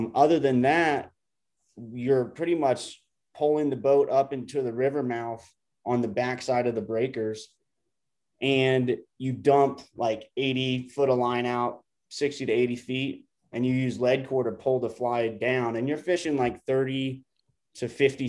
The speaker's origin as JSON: {"language": "English", "region": "Florida", "country": "United States", "tie": "born or raised there", "moved": "yes", "lives_now": "Costa Rica", "said": "I grew up fishing tarpon in Florida"}